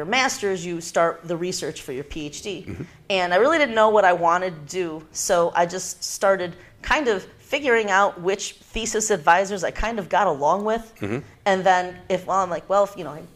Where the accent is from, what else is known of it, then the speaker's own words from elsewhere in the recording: Northeastern Ohio, United States; now in Illinois, United States; I'm actually from Northeastern Ohio.